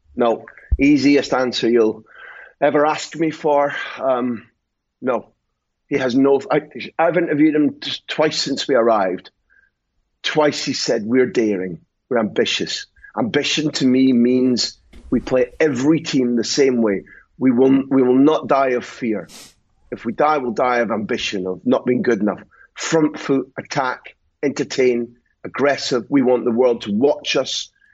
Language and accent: English; Scotland, United Kingdom; I'm Scottish.